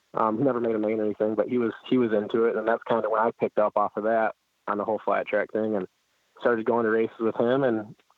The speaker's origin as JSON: {"language": "English", "town": "Holly", "region": "Michigan", "country": "United States", "tie": "born or raised there", "said": "Well, I'm basically right between Flint and Detroit, so pretty much the greatest place on earth."}